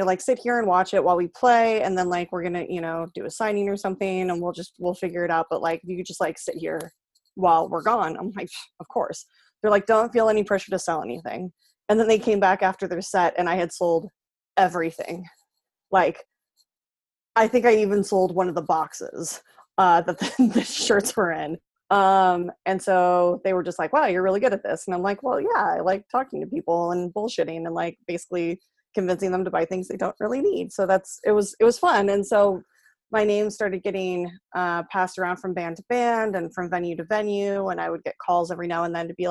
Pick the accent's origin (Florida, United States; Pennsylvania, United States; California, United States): California, United States; San Jose; I grew up in San Jose